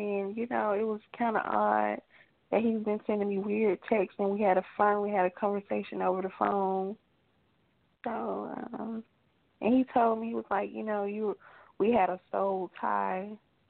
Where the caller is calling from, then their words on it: Georgia, United States; I'm calling from Georgia.